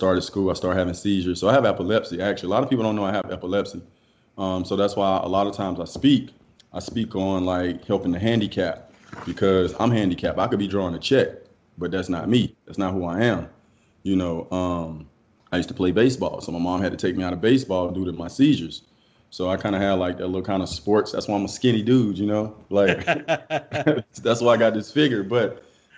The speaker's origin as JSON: {"language": "English", "town": "Cassatt", "region": "South Carolina", "country": "United States", "tie": "born or raised there", "said": "I'm from South Carolina, actually. Cassett"}